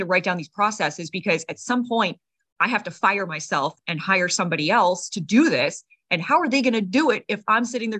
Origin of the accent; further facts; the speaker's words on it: United States; being American